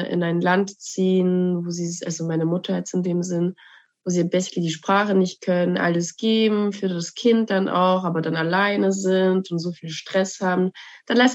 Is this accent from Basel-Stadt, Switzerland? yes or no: no; Bern, Switzerland; ich bin dann effektiv in Bern aufgewachsen, lange